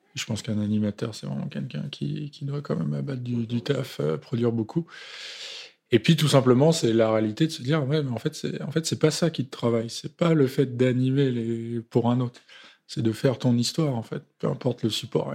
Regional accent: Romainville, Île-de-France, France; je viens du 93. Je suis romain-villois

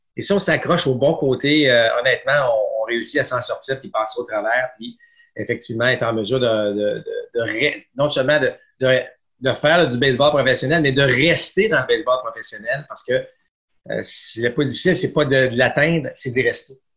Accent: Quebec City region, Canada; je viens de la région de Québec

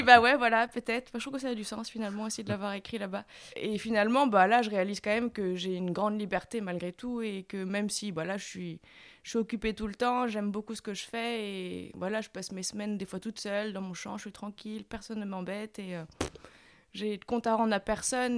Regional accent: Saint-Malo, Brittany, France; moi je venais de Saint-Malo

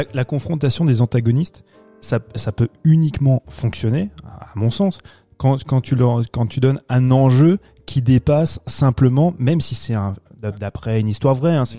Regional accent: France; chez nous en France

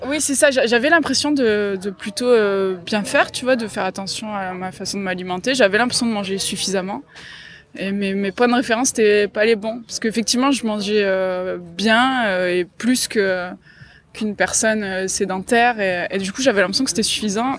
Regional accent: Marseille, Provence-Alpes-Côte d'Azur, France; moved away as an adult; now in Gap, France; je vivais ici parce que je suis marseillaise

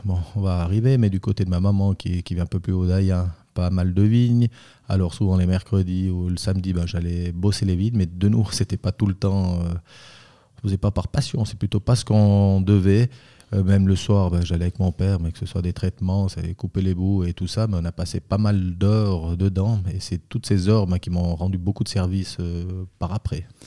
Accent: Bramois, Valais, Switzerland; also born or lived in Zurich / Vaud; je suis valaisan, je viens de Bramois où c'est que j'ai ma cave

